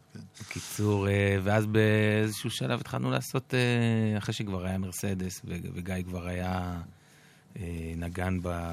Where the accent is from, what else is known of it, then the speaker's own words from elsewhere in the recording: Jerusalem, Jerusalem District, Israel; moved away; הרבה פעמים ששואלים אותי מאיפה, ואני אומר מירושלים